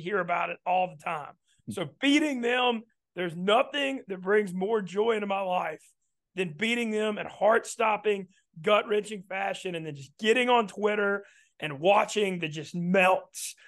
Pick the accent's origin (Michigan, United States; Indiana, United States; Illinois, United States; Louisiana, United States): Louisiana, United States; those of us that hail from the state, the state of Louisiana